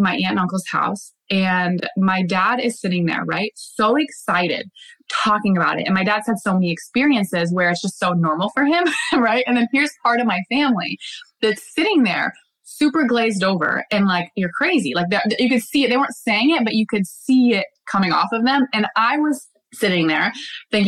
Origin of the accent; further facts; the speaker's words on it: Bellingham, Washington, United States; We're back in my hometown, Bellingham.